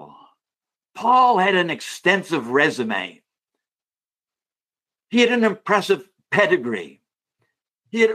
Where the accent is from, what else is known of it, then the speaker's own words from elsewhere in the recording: Canada; me being a Canadian.